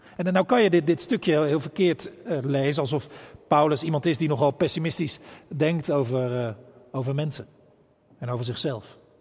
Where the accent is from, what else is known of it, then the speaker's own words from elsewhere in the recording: Bergambacht, South Holland, Netherlands; now in Rotterdam, Netherlands; een eenvoudige boerenjongen uit Bergambacht